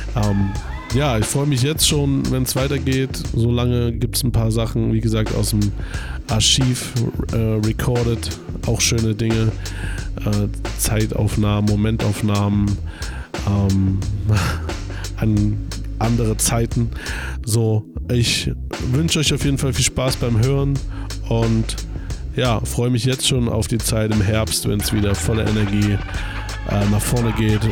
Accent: Weimar / Erfurt, Thuringia, Germany; moved away as an adult; now in Leipzig, Germany; in der Heimat, Weimar Erfurt, wo ich herkomme

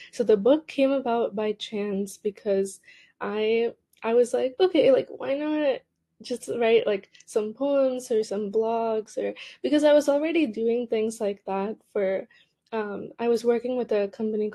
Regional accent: Cupertino, California, United States; I grew up in Cupertino, which is a pretty competitive area, at least educationally.

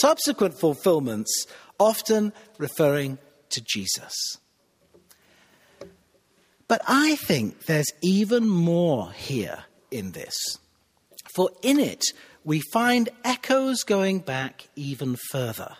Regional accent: Cheshire, North West England, United Kingdom; moved away as an adult; also born or lived in Manchester / Shropshire; now in Pittsburgh, United States; Cheshire, where I grew up

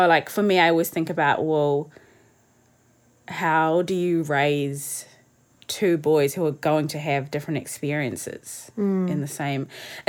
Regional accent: South Africa; Yeah, I was saying how, because I'm a coloured South African

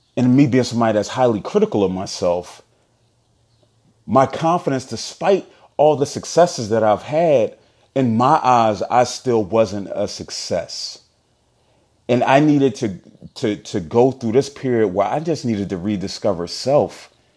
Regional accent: Philadelphia, Pennsylvania, United States; from Philly

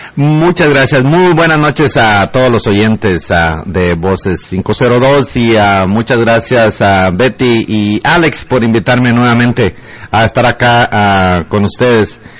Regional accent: El Progreso, Guatemala; yo nací en el progreso

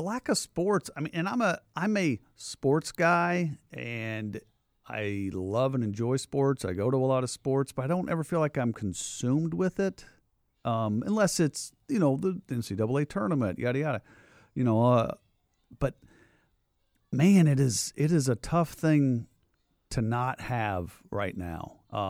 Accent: Midwest, United States; Yeah. Yeah. It was like, as a sports fan and being a Midwesterner, it was the Big Ten tournament

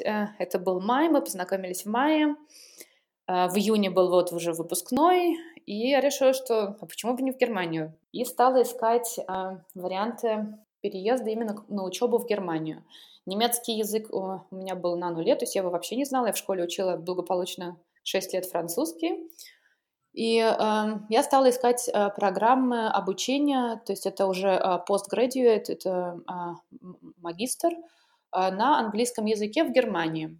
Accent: Pushkin, Saint Petersburg, Russia; moved away as an adult; now in Dortmund, Germany; я родилась а, в Питере и, собственно, прожила там 20 лет своей жизни. Я жила не, не в самом в Питере, а в чудесном пригороде, который называется Царское село

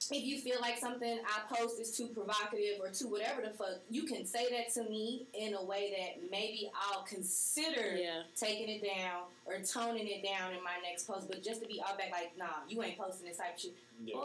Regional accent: Beaumont, Texas, United States; No, I'm from Beaumont, Texas.

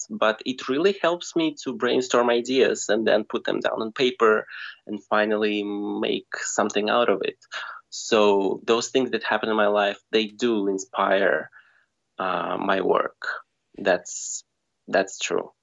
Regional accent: Russia; moved away as an adult; now in Bulgaria; originally I come from Russia, like from a tiny village in Russia, which is uh, 600 kilometers away from Moscow. Mm. And um, yeah, I've spent 17 years of my life in that tiny village

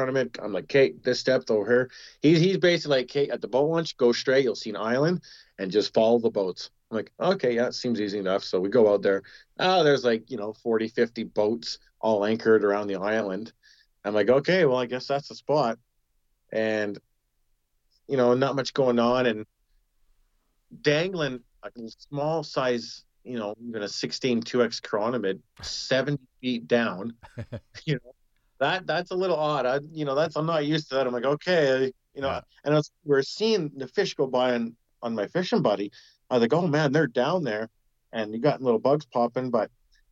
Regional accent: Prince George, British Columbia, Canada; also born or lived in Salmon Valley; where I grew up in Prince George, just a little, you know, north of where I live now in Salmon Valley

